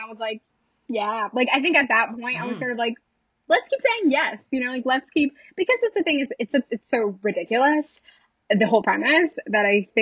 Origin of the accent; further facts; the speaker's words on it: Lansing, Michigan, United States; I grew up in Michigan